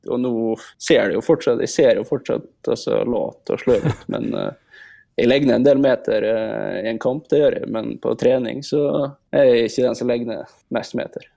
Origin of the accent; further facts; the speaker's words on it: Molde, Møre og Romsdal, Norway; moved away as an adult; also born or lived in France / Sweden; når man har bodd hjemme i Molde i 18 år